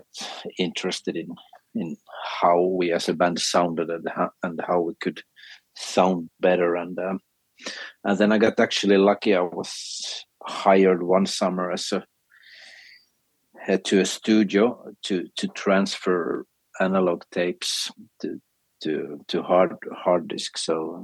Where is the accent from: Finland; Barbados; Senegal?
Finland; first language Swedish; English is a second language; also born or lived in Sweden; my mother language is actually Swedish.